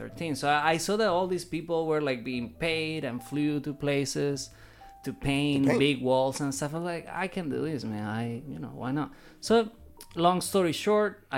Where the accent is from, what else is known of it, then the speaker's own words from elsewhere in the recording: Caracas, Capital District, Venezuela; moved away as an adult; now in Savannah, United States; I am originally from Caracas, Venezuela. I've been in the States for 10 years